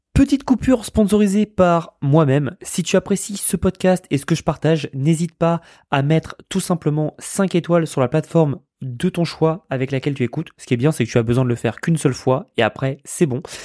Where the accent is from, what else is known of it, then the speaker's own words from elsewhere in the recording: Paris, Île-de-France, France; now in United States; je viens de Paris